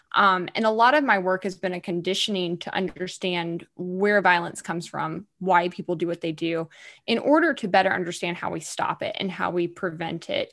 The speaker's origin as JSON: {"language": "English", "region": "Alabama", "country": "United States", "said": "I'm a bit of a hothead from Alabama."}